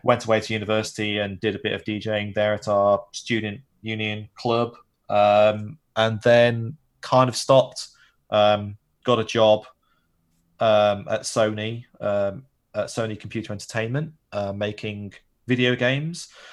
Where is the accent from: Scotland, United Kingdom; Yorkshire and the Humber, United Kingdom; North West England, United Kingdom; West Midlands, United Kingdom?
North West England, United Kingdom; Manchester; I grew up in Manchester, which is north of London